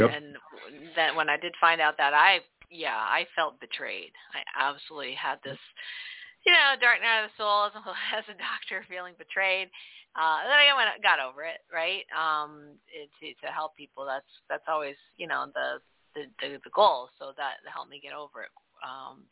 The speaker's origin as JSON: {"language": "English", "country": "Canada", "said": "I'm from Canada, so we do metric"}